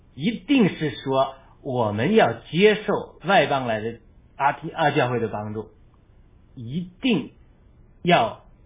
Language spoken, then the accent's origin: Chinese; China; 我们是中国人